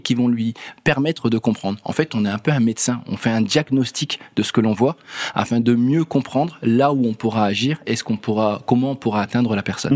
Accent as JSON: {"language": "French", "country": "France", "said": "en tant que Français"}